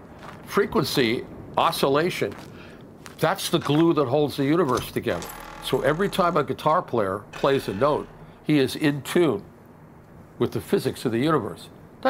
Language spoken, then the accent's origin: English; Mexico; moved away; When I grew up in Mexico, there was nobody to repair my instruments, whether it was the guitars or the amplifiers.